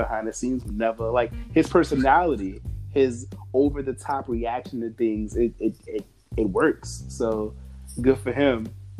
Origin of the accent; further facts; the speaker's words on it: Virginia, United States; I'm from Virginia.